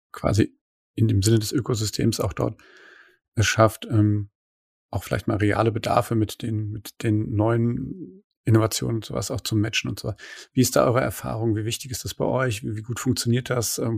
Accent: Mainz, Rhineland-Palatinate, Germany; bin ja eigentlich aus Mainz.

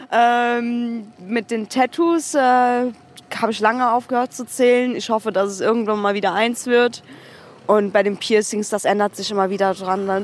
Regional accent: Germany; ich bin in Deutschland geboren, meine Familie in der Türkei.

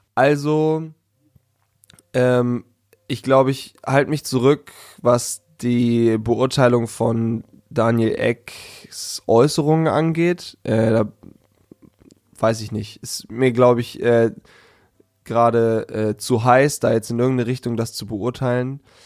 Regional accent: Hanover, Lower Saxony, Germany; aus Hannover

